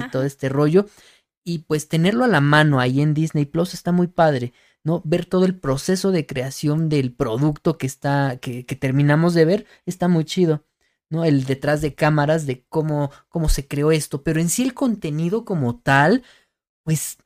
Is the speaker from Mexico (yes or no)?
yes; Mexico; soy mexicano y todo el rollo, no somos güeros de ojos verdes